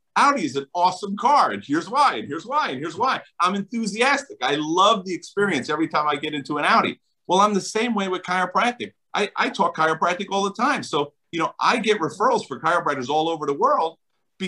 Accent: New Jersey, United States; I'm from New Jersey

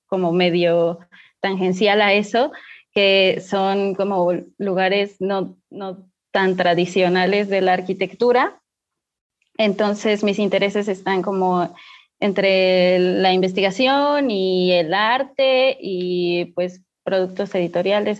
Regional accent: Pachuca, Hidalgo, Mexico; yo soy de Pachuca

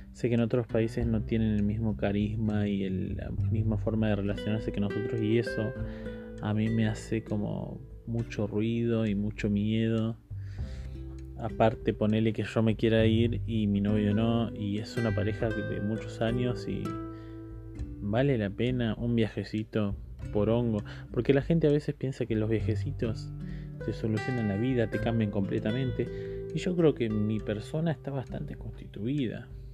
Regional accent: Córdoba, Argentina; Yo soy de Córdoba

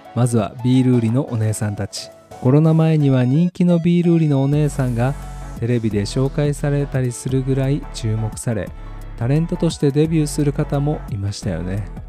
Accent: Kansai, Japan; 僕は関西人ということもあり

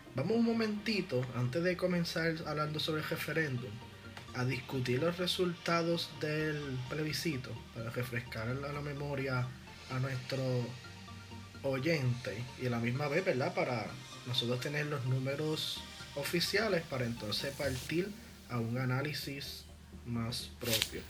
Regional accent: Puerto Rico

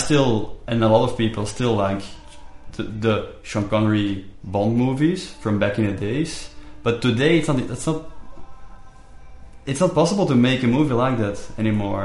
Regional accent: Belgium; I'm from Belgium.

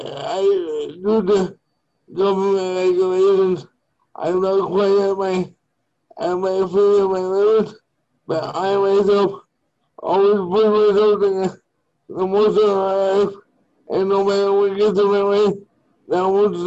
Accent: Winnipegosis, Manitoba, Canada; I am from Winnipegosis, Manitoba.

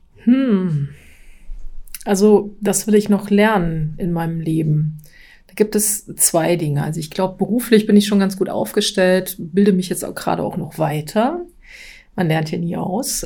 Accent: Thuringia, Germany; moved away as an adult; now in Dierberg, Germany; ich bin eigentlich äh, aus Thüringen ähm, und ich bin erst vor drei Jahren nach Dierberg gezogen

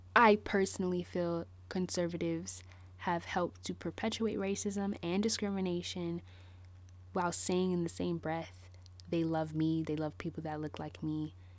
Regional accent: Bay Area, California, United States; moved away; I moved away from the Bay Area, um, in two thousand twelve

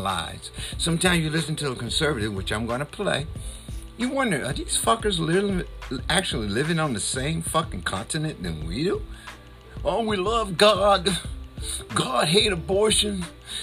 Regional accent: United States; I'm only from America.

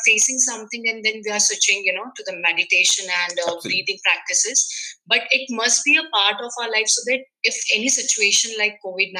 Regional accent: Madhya Pradesh, India; I'm from India, MP.

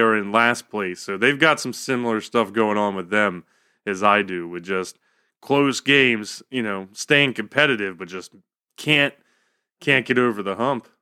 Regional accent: Maryland, United States; moved away as an adult; now in North Carolina, United States; we grew up in Maryland, you know, Baltimore, Washington, all of those teams are playing an hour away

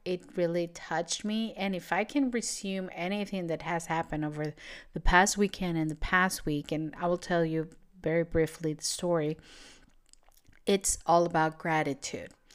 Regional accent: Venezuela; English is a second language; moved away as an adult; now in Portugal; I'm from Venezuela, and I moved to Europe

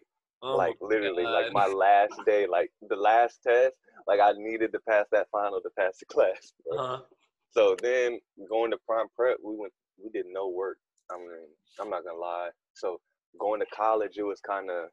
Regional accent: Fort Worth, Texas, United States; I'm from Westside, Fort Worth

